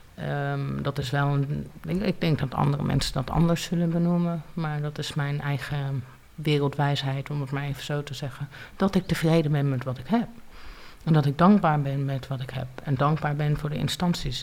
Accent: Leiden, South Holland, Netherlands; also born or lived in Groningen / United States / Dominican Republic / Portugal; ik ben geboren in Groningen. Eh, ik ben op mijn vijfde naar Leiden verhuisd samen met mijn moeder en met mijn vader. En eigenlijk heb ik eh, sindsdien in Leiden gewoond.

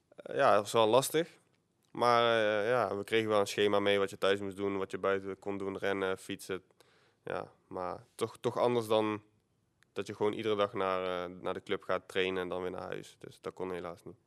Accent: Eindhoven, North Brabant, Netherlands; ik kwam hopelijk gewoon uit Eindhoven. Dus als ik, eh, haast had, dan kon ik gewoon op de fiets en dan ging ik naar school

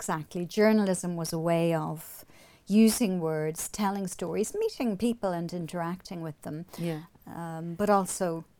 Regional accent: Omagh, Northern Ireland, United Kingdom; moved away; also born or lived in England; I knew about women writers growing up in Omagh.

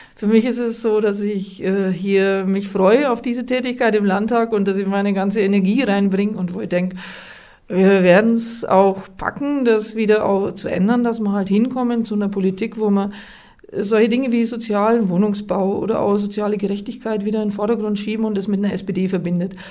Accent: Treuchtlingen, Bavaria, Germany; da, wo ich herkomme, in Treuchtlingen, mit einer integrierten, differenzierten Gesamtschule anfangen konnte

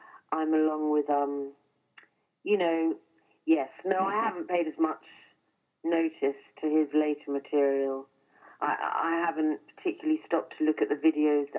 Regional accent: England, United Kingdom; an English person

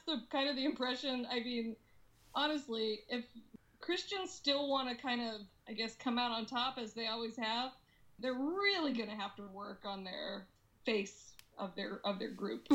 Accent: Alaska, United States; now in Seattle, United States; people that I grew up with in Alaska

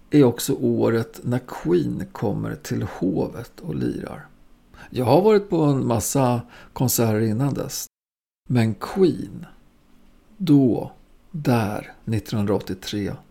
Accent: Östersund, Jämtland, Sweden; Jag bodde ju vid den här tiden fortfarande ihop med morsan på Västmanagatan som vi flyttade till från Östersund.

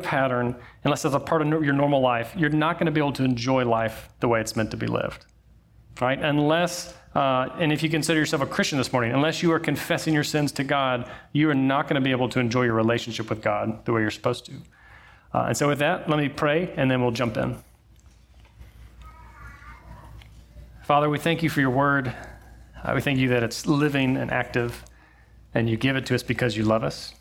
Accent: Alabama, United States; I was born in Alabama

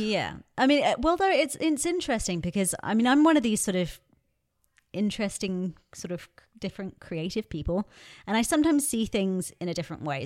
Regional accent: England, United Kingdom; growing up in England

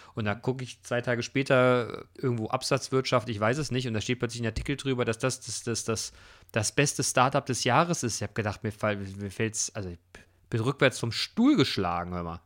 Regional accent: Germany; uns als Deutsche

